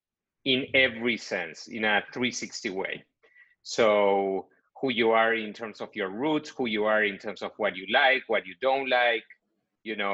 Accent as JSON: {"language": "English", "region": "Buenos Aires", "country": "Argentina", "tie": "born or raised there", "moved": "as an adult", "lives_now": "United States", "said": "I'm originally from Buenos Aires, Argentina. So I was born there, grew up there"}